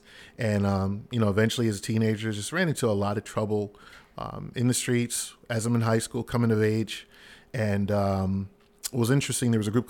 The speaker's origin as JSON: {"language": "English", "town": "Philadelphia", "region": "Pennsylvania", "country": "United States", "tie": "born or raised there", "said": "Yes, from Philadelphia. Born and raised."}